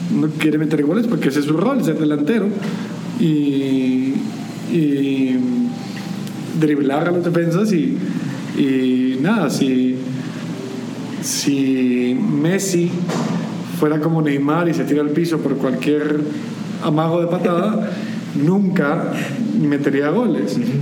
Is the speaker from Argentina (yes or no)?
no; Guatemala